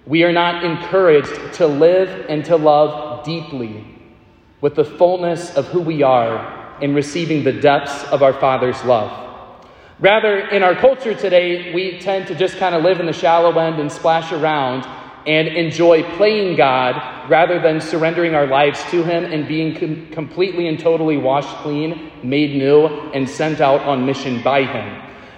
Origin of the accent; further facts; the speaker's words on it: Central Texas, United States; I grew up in Central Texas